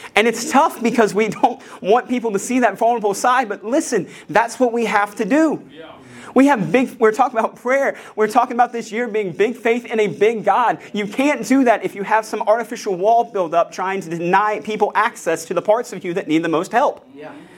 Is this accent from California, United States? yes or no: no; West Virginia, United States; I'm a redneck from West Virginia